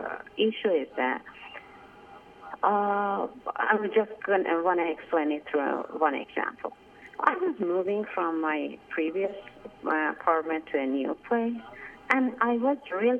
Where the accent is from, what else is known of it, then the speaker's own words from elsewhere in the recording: Iran; English is a second language; moved away as an adult; now in United States; because I came from Iran to the States, and that's why I didn't get opportunity to make any other relationship.